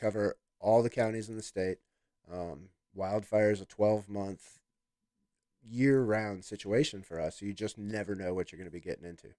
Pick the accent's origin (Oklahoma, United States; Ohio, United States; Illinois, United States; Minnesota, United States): Illinois, United States; Chicago; moved away as an adult; also born or lived in Alabama / Florida Panhandle; born and raised in Chicago, Illinois